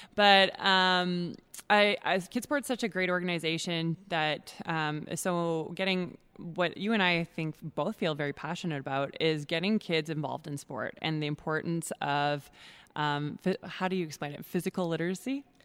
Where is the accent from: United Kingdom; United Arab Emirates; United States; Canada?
Canada; Edmonton, Alberta; I'm born and raised in Edmonton, Alberta